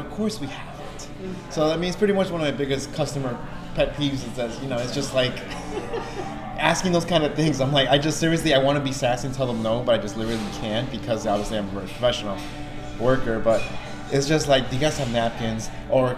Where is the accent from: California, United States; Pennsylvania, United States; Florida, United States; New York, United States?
New York, United States; New York City; I'm born and raised in Astoria, and I've been working at bars for 10 years now